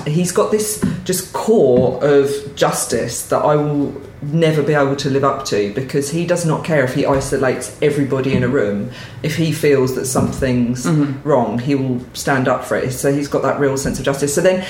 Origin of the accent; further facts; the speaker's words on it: Essex, East of England, United Kingdom; also born or lived in Cambridge; I was born in Cambridge. Oh, very nice. That's about it, but I grew up in Essex.